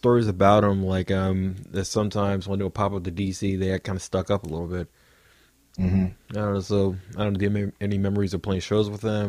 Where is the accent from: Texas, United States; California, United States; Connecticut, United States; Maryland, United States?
Maryland, United States; Temple Hills; I'm from Temple Hill. I call the place Parts Unknown because no one knows where the fuck it is.